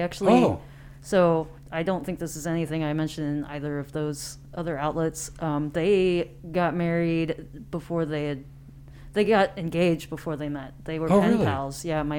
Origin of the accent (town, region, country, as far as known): Independence, Missouri, United States; born or raised there; also born or lived in Taiwan